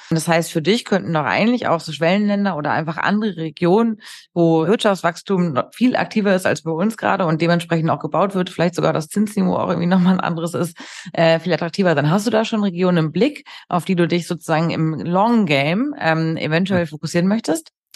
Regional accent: Hamburg, Germany; für mich hier als Hamburgerin

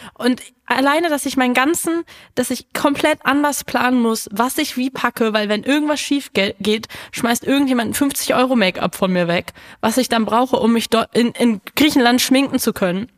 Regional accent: Berlin, Germany; mich als Berlinerin

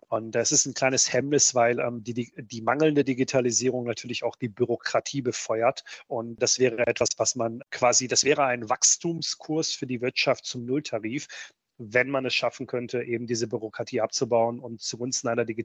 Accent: Republika Srpska, Bosnia & Herzegovina; German is a second language; Für mich war das nur ein Problem, weil mein Heimat, meine Heimatstadt gehört zum Teil von Bosnien-Herzegowina der Serbische Republik ist.

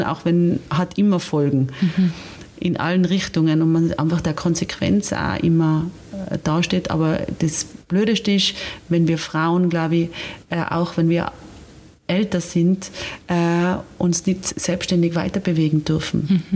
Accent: Austria; bei uns in Österreich

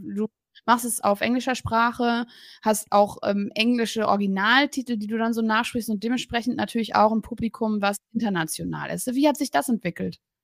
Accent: Berlin, Germany; ich komme auch aus Berlin

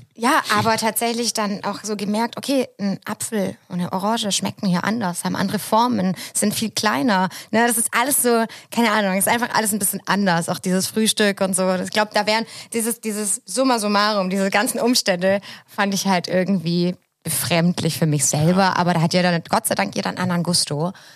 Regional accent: Southern Germany, Germany; now in Hamburg, Germany; so als süddeutsche Kartoffel wie ich

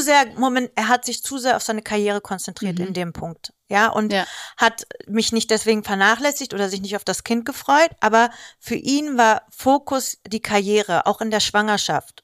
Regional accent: Greece; ich bin Griechin

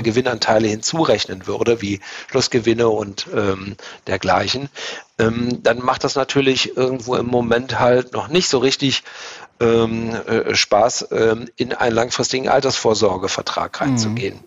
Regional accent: Germany; als Deutsche

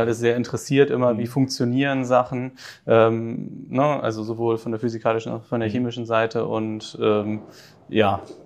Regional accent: Hamburg, Germany; in den Norden äh, von Hamburg, wo ich aufgewachsen bin

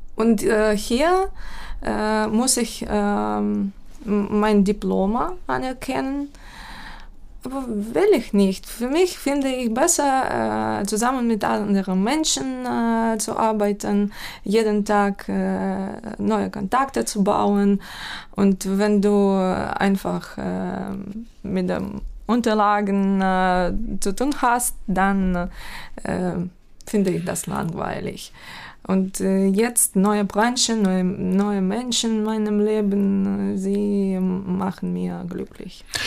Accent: Ukraine; German is a second language; moved away as an adult; now in Hamburg, Germany; meiner Heimatstadt. Mm, diese Stadt äh, befindet sich 50, ähm, mm, Kilometer, ja, 50 Kilometer entfernt von russischer Grenze

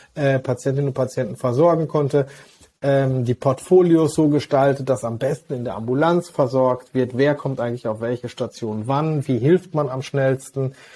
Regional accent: Hagen, North Rhine-Westphalia, Germany; Ich bin aber überzeugter und gebürtiger Westfale aus Hagen

